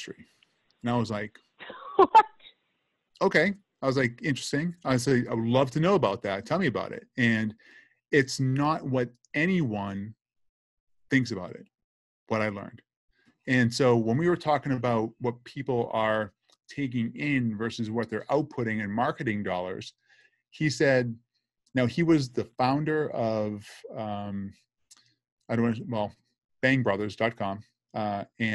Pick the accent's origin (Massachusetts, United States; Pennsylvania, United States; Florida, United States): Massachusetts, United States; Boston; accent: Boston; now in Boca Raton, United States; I'm from Brighton, Massachusetts originally